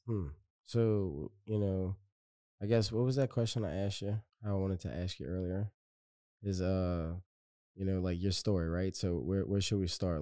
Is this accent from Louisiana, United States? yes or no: yes; West Bank, Louisiana, United States; I'm from the West Bank